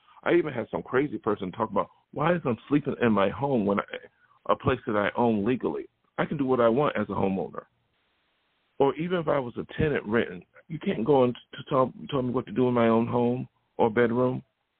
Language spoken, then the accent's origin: English; Buffalo, New York, United States; now in California, United States; So when I came to California from New York, which is very open-minded, New York State, not New York City, but Buffalo, and then come out here